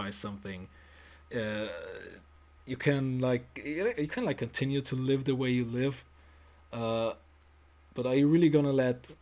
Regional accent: Germany; I was born and raised here. I've never lived anywhere else than in Germany.

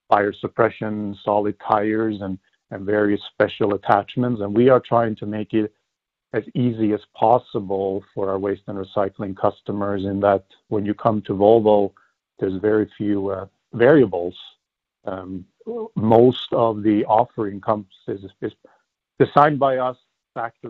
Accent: Sweden; moved away as an adult; now in United States; Born and raised in Sweden, I came to the U.S.

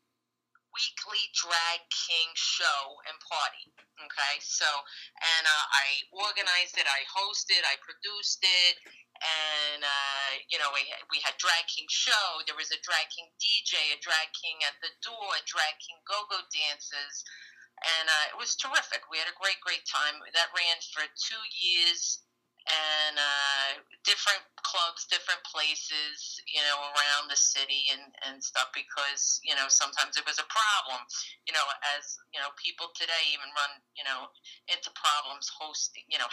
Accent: New York City, New York, United States; I'm from Brooklyn

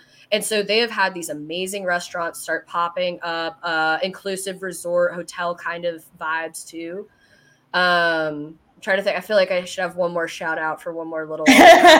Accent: the South, United States; Well, I mean, I'm partial to the South. I grew up in the South

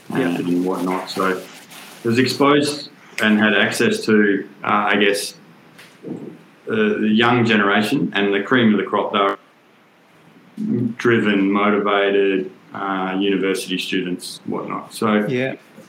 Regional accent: Perth, Western Australia, Australia; I'm from Perth originally, from WA

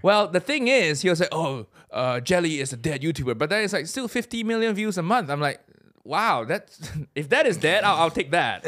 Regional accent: Malaysia; moved away as an adult; also born or lived in Chicago area, United States; now in United Kingdom; I grew up in Malaysia

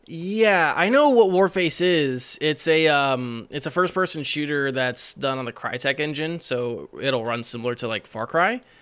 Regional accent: Iowa, United States; me and Green are from Iowa

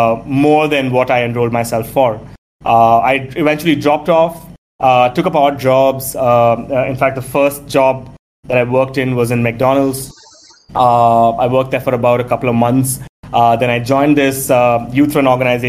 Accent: Delhi, India; I'm a Tamilian by birth, but was born and raised in Delhi

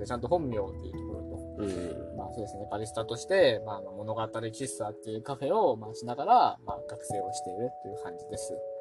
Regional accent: South Korea; now in Beppu, Japan; 僕は韓国出身で

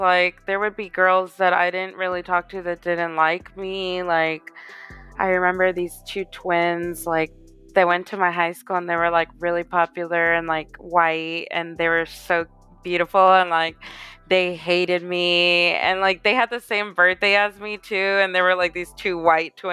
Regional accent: Houston, Texas, United States; moved away as an adult; also born or lived in Katy, Texas; now in Los Angeles, United States; I'm from Houston, born and raised

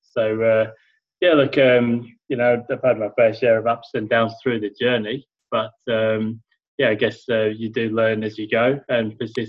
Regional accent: Sheffield, Yorkshire and the Humber, United Kingdom; So as you can hear, I grew up in England, and in a place called Sheffield that was pretty depressed sort of a place back then

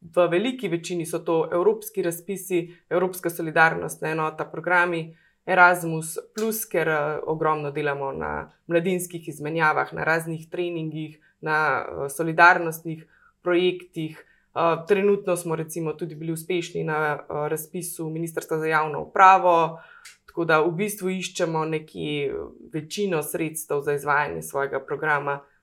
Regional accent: Logatec, Inner Carniola–Karst, Slovenia; moved away as an adult; now in Idrija, Slovenia; prihajam iz Logaca, eh, pa počasi eh, lahko mogoče že rečem, da ponosno postajam tudi idrka.

